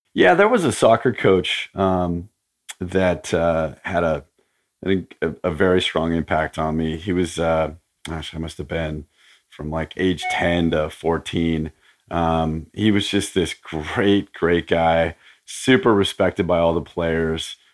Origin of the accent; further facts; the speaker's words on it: Portland, Oregon, United States; I grew up in Portland, Oregon.